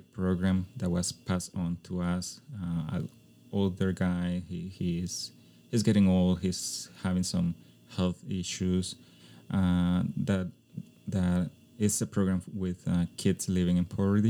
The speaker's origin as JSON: {"language": "English", "country": "Costa Rica", "tie": "born or raised there", "second_language": "English", "said": "Even though it was my hometown, we had a place where to live because my mom's house, she passed it on to us"}